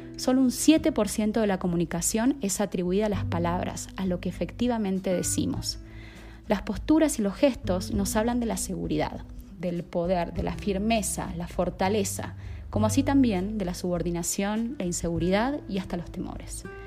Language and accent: Spanish; Argentina; moved away as an adult; now in Colombia; soy argentina de nacimiento y estoy viviendo en Colombia hace más de un año y medio.